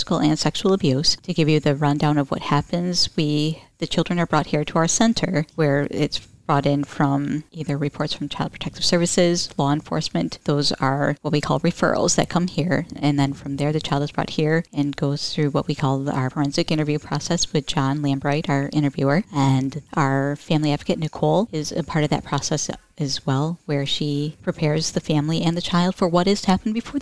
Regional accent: Shepherd, Michigan, United States; grew up in Isabella County all my life

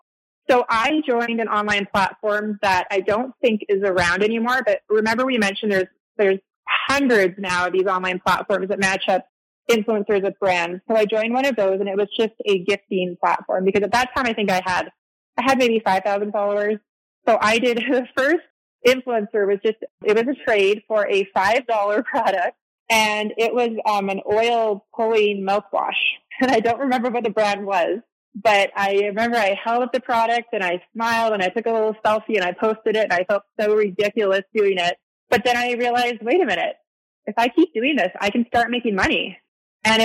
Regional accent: Canada; moved away as an adult; now in Arizona, United States; I'm Canadian, by the way, or I lived in Canada. So I moved to Arizona

